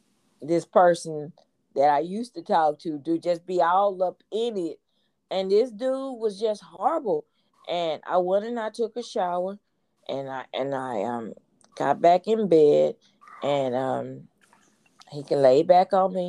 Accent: Houston, Texas, United States; I'm from Fifth Ward

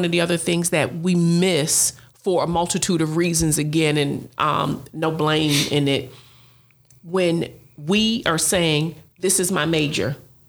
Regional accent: Buffalo, New York, United States; we're both from Buffalo, New York

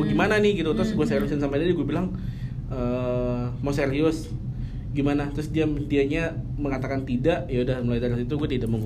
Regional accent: Jakarta, Indonesia; Betawi, bokap gue hmm. Padang, nyokap gue Jawa.

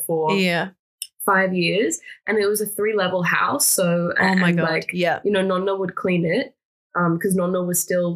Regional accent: Australia; also born or lived in Florence, Italy; I'm Australian and Italian, like that's its own thing within itself. You know, Italo-Australian.

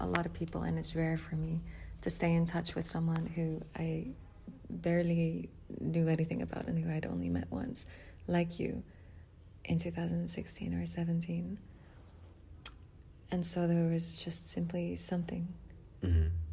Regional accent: Netherlands; I'm from Holland

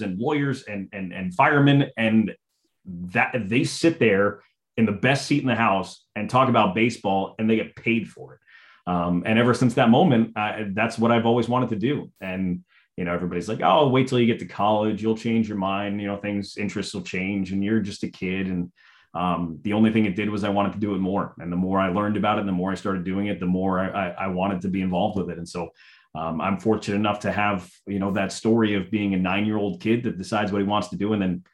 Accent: New York City, New York, United States; I grew up around New York City

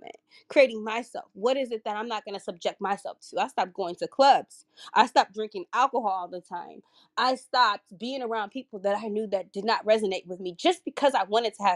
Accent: California, United States; moved away as an adult; now in Baltimore, United States; I'm originally from California, but I moved to Baltimore, Maryland, where I only know a handful of people

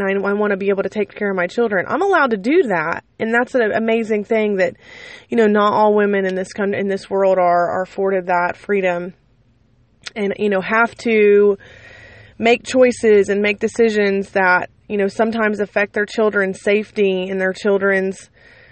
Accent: United States; I love my country, and I love being an American

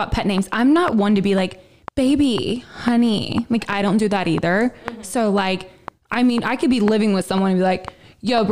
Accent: the South, United States; I was born in the South

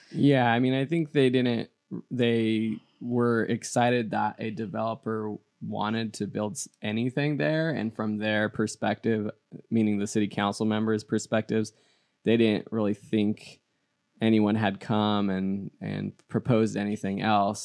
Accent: San Dimas, California, United States; I grew up in San Dimas

